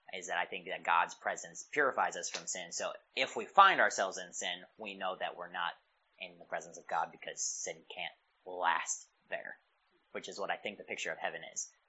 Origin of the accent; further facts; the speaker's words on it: Pennsylvania, United States; I grew up in Pennsylvania